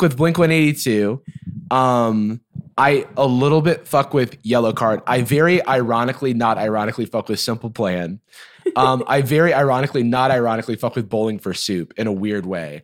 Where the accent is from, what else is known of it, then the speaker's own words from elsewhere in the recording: Gainesville, Florida, United States; my hometown of Gainesville, Florida